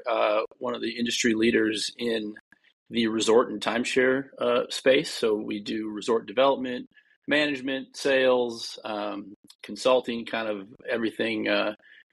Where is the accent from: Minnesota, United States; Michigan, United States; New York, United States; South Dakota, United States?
Minnesota, United States; Duluth; moved away as an adult; also born or lived in St. Cloud, Minnesota / Maui, Hawaii; I grew up in Duluth, Minnesota, which, if anybody's familiar, is about 100 miles from the Canadian border.